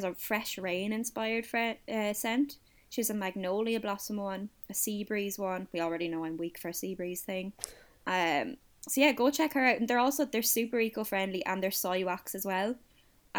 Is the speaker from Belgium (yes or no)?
no; Kildare, Leinster, Ireland; I'm from Kildare. I'm landlocked